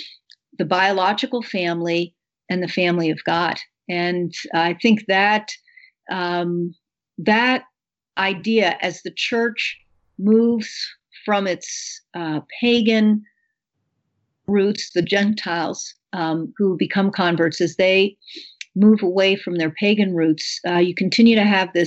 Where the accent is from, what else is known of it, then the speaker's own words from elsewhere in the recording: United States; as an American with an education